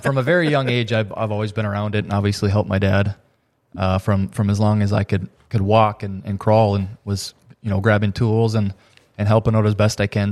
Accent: Thief River Falls, Minnesota, United States; I am from Thief River Falls, Minnesota

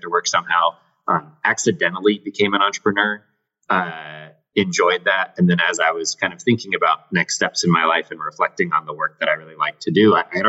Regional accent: Southern Colorado, United States; moved away as an adult; also born or lived in Connecticut; now in Charlottesville, United States; I'm actually originally from Southern Colorado.

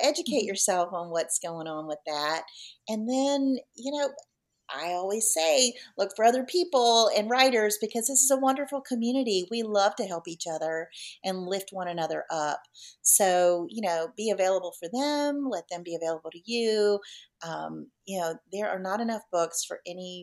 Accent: Virginia, United States; also born or lived in North Carolina; I'm born and raised in Virginia, lived in North Carolina as I was kind of healing from the loss of my husband. Now I'm back in Virginia

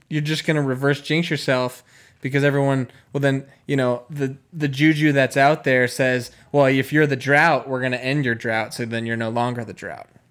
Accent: Chicago, Illinois, United States; my hometown Chicago Bears

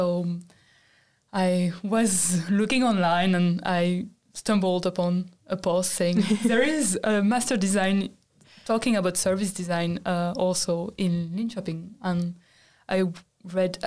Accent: France; moved away as an adult; now in Sweden; I'm from France, from the Alps.

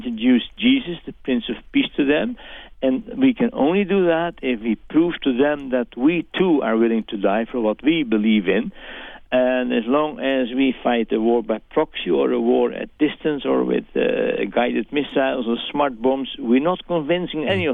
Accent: Netherlands; I'm speaking as a Dutchman. Mm-hmm. You realize that I'm not an American.

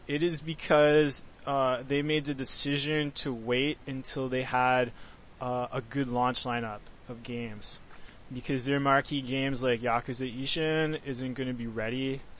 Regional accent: Canada; I'm Canadian

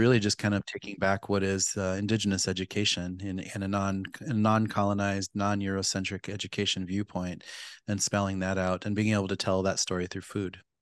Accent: Pine Ridge Reservation, South Dakota, United States; I grew up on Pine Ridge Reservation in South Dakota.

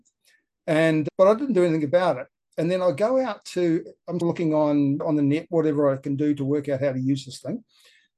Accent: New Zealand; I grew up in New Zealand

